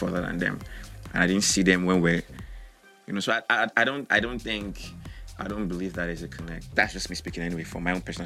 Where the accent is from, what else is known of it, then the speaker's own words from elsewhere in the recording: Bayelsa, Nigeria; I'm from Bayelsa State